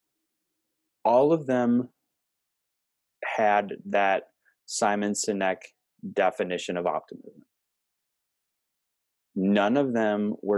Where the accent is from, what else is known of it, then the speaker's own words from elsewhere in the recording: Cumberland, Wisconsin, United States; my hometown of Cumberland, Wisconsin